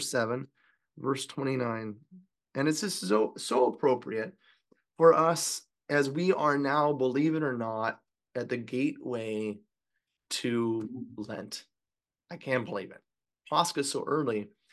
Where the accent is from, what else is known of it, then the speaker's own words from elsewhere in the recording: California, United States; I'm from California